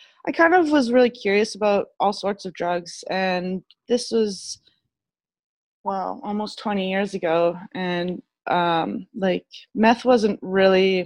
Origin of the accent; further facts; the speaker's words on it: Victoria, British Columbia, Canada; moved away; I'm from Victoria originally